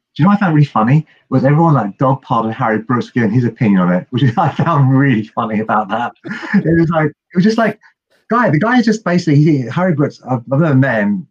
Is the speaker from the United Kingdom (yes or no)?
yes; United Kingdom; I'm British